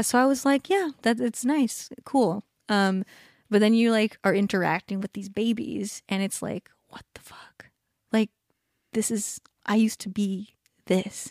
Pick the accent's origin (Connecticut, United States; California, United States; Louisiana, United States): California, United States; Southern; also born or lived in Hawaii / Washington / San Diego; by the time my sister was born, when I was, like, three, we were in Southern California, like, three hours away from everyone